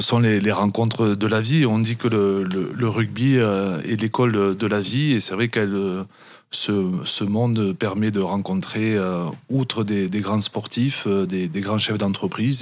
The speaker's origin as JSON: {"language": "French", "town": "Perpignan", "region": "Occitania", "country": "France", "tie": "born or raised there", "also_born_or_lived": "Biarritz", "moved": "as an adult", "said": "je suis né à Perpignan, je suis un enfant du pays catalan, j'ai toujours grandi là-bas"}